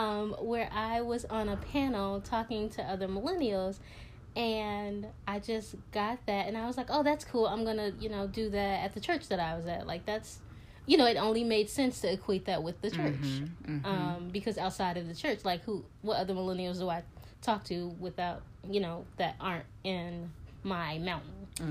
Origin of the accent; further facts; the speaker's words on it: Chicago, Illinois, United States; moved away as an adult; now in New York City, United States; I'm from Chicago. I live in New York City. I moved to New York City to get my master's in publishing, and I've been here ever since. Didn't think I would be here that long, but I've been here 6 years